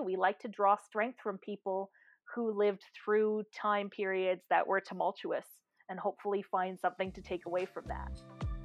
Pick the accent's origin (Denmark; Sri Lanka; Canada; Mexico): Canada; I am a Canadian